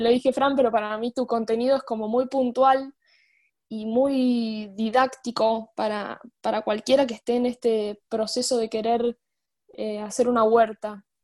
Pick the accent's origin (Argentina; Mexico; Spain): Argentina; Luján, Buenos Aires Province; yo tengo 22 años, soy de Luján